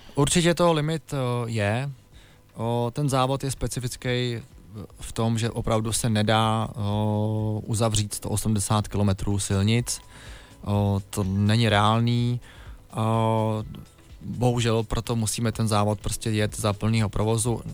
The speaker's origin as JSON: {"language": "Czech", "town": "Děčín", "region": "Ústí nad Labem Region", "country": "Czechia", "said": "Já pocházím z Děčína"}